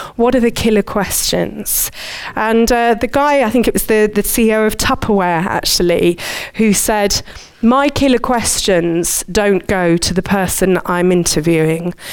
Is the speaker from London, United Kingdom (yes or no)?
yes; Surbiton, London, United Kingdom; I grew up in Surbiton